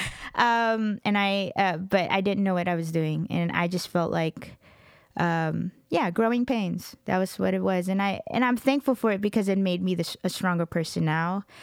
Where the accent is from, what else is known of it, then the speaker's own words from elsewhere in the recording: Dallas–Fort Worth, Texas, United States; also born or lived in Middle East / Los Angeles; I grew up in Texas